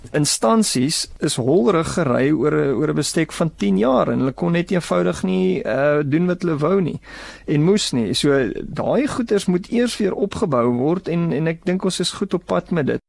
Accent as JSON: {"language": "Afrikaans", "country": "South Africa", "said": "onsself as Suid-Afrikaners"}